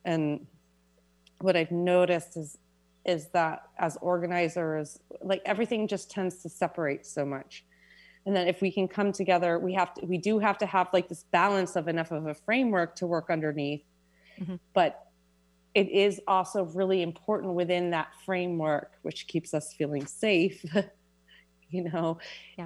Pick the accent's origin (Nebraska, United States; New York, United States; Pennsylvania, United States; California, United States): New York, United States; New York City; I was born and raised in Manhattan